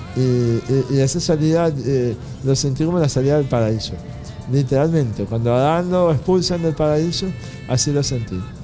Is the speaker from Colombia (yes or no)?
no; Venezuela; me enseñó a querer a Venezuela